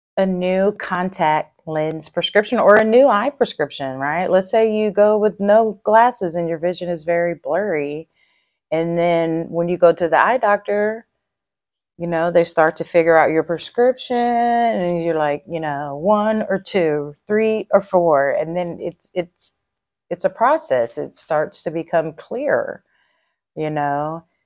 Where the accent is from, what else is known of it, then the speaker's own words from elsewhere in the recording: Texas, United States; I'm a Texan